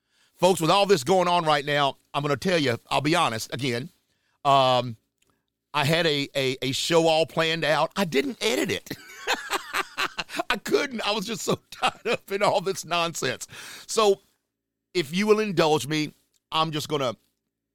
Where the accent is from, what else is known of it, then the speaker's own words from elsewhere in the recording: Charlotte, North Carolina, United States; my hometown area, Charlotte, North Carolina.